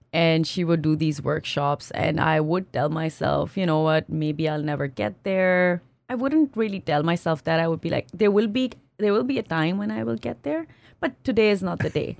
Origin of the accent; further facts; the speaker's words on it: Pakistan; moved away as an adult; also born or lived in France / United States / Singapore; now in Canada; I grew up in Pakistan